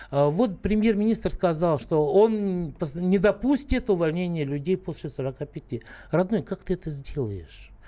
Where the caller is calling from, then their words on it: Moscow, Russia; Я из Москвы